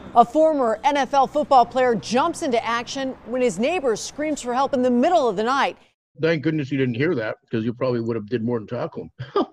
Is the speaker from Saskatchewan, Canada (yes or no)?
yes; Regina, Saskatchewan, Canada; moved away; back home in Regina, Saskatchewan